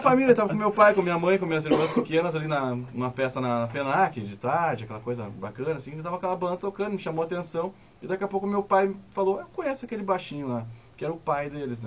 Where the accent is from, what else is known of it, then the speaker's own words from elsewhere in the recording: Novo Hamburgo, Rio Grande do Sul, Brazil; Os quatro integrantes da banda, nós nascemos em Novo Hamburgo